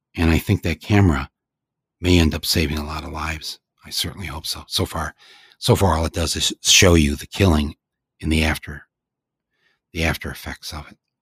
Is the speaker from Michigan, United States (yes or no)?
yes; Flint, Michigan, United States; I come from Flint